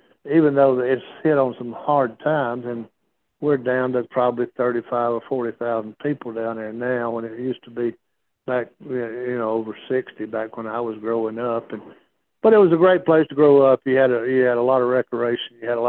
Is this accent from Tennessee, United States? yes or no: no; Gadsden, Alabama, United States; Well, our little town was a booming town back in the 50s, 60s, we had a Goodyear plant. We had a steel plant.